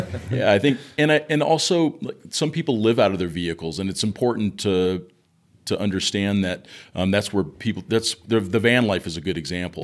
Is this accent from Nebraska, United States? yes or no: no; Southern California, United States; I grew up in Southern California